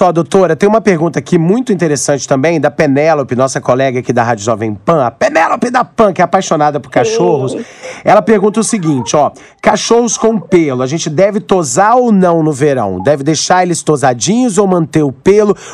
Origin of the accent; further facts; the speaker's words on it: Aracruz, Espírito Santo, Brazil; Eu sei que é uma coisa cultural, eu sou do interior, sou de Aracruz, e lá tinha muito esse negócio de rinha de galo